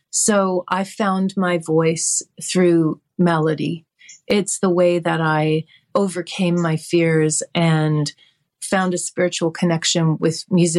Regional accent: Oakville, Ontario, Canada; moved away as an adult; also born or lived in Toronto / Montreal / Vancouver; I grew up in Oakville

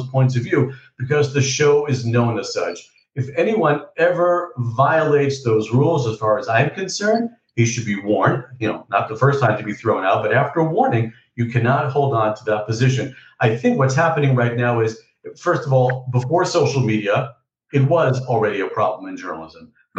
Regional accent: New York, United States; born or raised there; moved away as an adult; now in Beit Shemesh, Israel

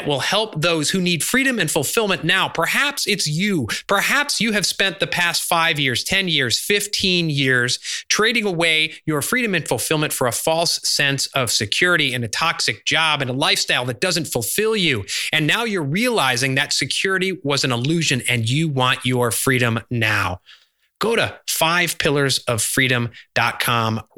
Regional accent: Chicago, Illinois, United States; I grew up in Chicago during the 90s

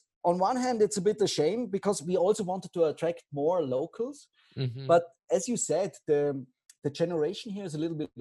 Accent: Austria; moved away as an adult; now in Bansko, Bulgaria; I'm from Austria

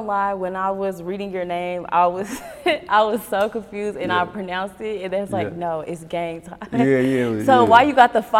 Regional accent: Texas, United States; I'm from Texas.

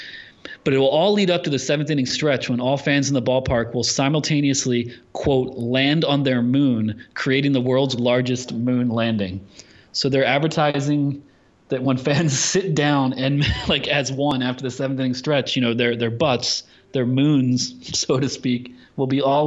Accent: United States; I'm an American. I don't know what goes on over the water.

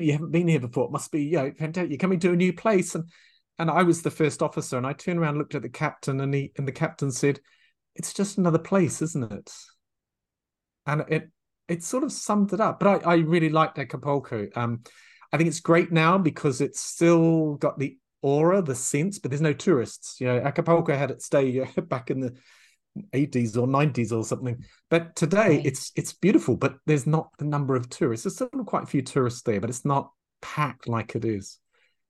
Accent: New Zealand; moved away as an adult; also born or lived in England / France / Thailand / Myanmar; I'm from New Zealand. And in New Zealand, this little wee tiny insignificant country

